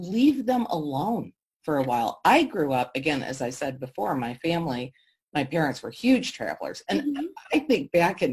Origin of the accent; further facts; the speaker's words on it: Detroit, Michigan, United States; growing up in Detroit